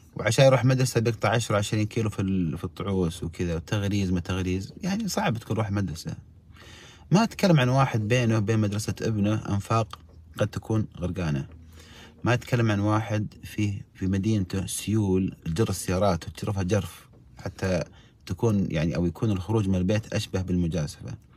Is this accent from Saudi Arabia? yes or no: yes; Saudi Arabia; عندنا في السعوديه